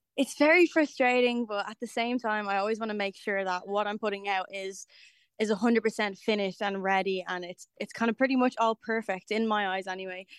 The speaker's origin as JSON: {"language": "English", "town": "Dublin", "region": "Leinster", "country": "Ireland", "tie": "born or raised there", "said": "kind of my hometown"}